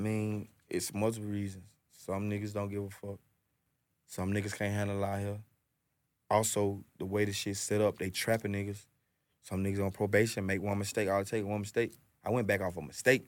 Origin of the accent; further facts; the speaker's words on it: Atlanta, Georgia, United States; I'm from Atlanta, I'm born and raised in this shit